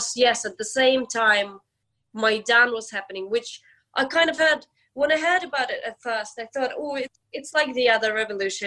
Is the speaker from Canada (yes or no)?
no; Ukraine; now in London, United Kingdom; we go back to Ukraine, to my hometown